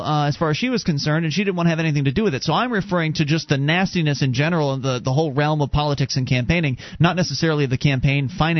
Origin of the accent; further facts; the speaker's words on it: Florida, United States; moved away; I was from Florida.